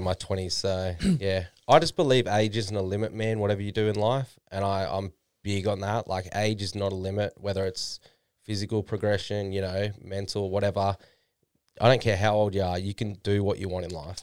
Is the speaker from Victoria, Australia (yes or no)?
no; Noosa, Queensland, Australia; moved away as an adult; now in Gold Coast, Australia; I'm from Noosa before then. That's where my parents live right now.